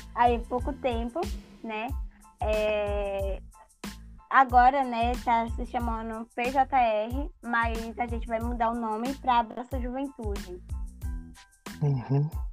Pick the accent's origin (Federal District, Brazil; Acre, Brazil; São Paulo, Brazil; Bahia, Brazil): Bahia, Brazil; Araçu; eu sou de, da Bahia, Araçu, Bahia